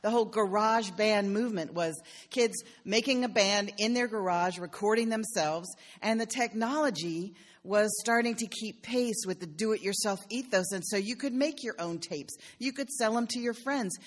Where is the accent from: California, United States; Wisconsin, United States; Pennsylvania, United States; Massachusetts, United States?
Pennsylvania, United States; Philadelphia; I'm from Philadelphia, where, where there's a huge Italian ethos to the city